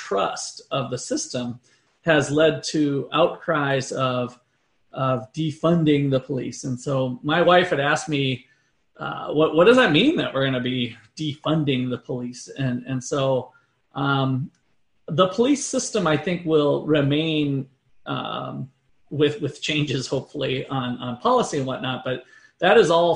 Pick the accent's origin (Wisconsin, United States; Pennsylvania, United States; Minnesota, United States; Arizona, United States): Minnesota, United States; also born or lived in Iowa; now in Kansas, United States; I grew up in Minnesota, moved to Iowa, and then I came to Kansas